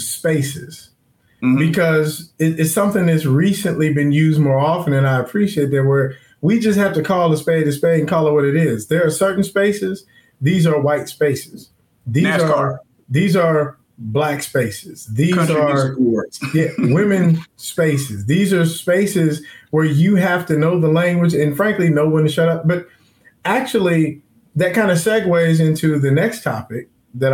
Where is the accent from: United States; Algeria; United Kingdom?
United States; Forest Park, Ohio; I'm from Forest Park